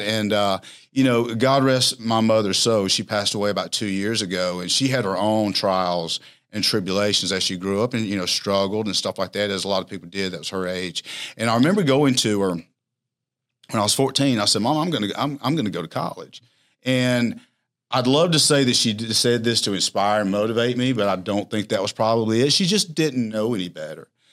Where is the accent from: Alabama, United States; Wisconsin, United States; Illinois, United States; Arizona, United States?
Alabama, United States; Alexander City; back to my hometown, Alexander City